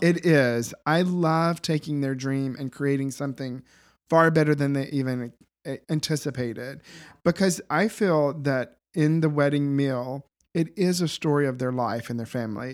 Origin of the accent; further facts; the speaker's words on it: the South, United States; moved away as an adult; now in Boston, United States; grew up in the south